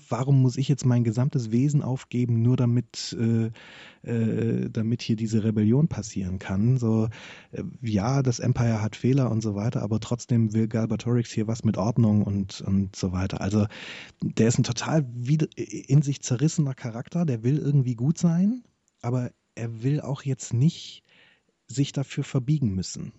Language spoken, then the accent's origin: German; Germany; als Deutscher